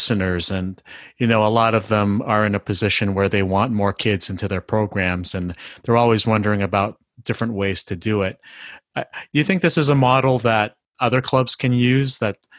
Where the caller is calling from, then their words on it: Canada; I mean, I'm talking from Canada here